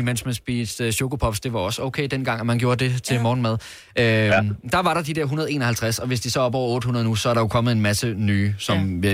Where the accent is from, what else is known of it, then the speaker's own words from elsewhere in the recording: Fjerslev, North Denmark Region, Denmark; Jeg kommer op fra Fjerslev i Nordjylland